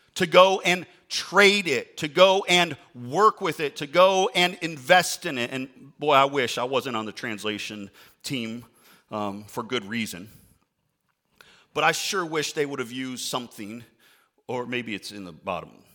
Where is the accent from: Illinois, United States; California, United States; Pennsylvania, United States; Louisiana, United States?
Illinois, United States; outside Chicago; I grew up outside Chicago